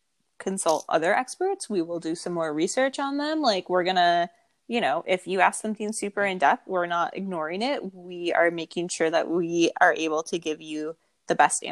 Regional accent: Buffalo, New York, United States; now in Minnesota, United States; I am from Buffalo

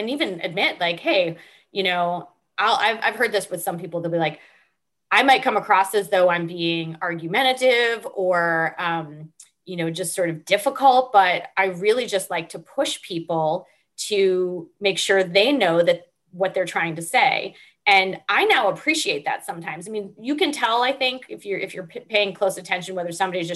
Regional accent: Northeast, United States; I grew up in the Northeast

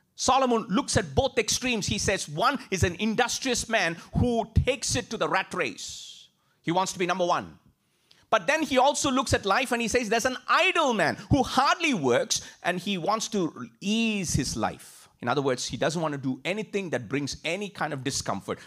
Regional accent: India; moved away as an adult; I grew up in India

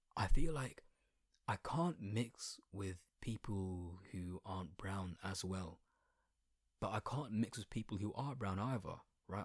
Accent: Colchester, East of England, United Kingdom; accent: Essex accent with a little bit of London twang; first language Bengali; English is a second language; I'm nineteen and I was born in Colchester

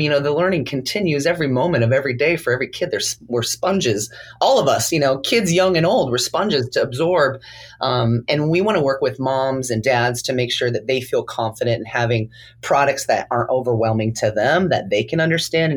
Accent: California, United States; I come from California where, you know, there's a few palm trees here and there

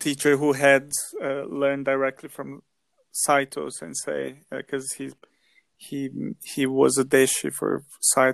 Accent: Brazil; moved away as an adult; now in London, United Kingdom; I'm originally from Brazil

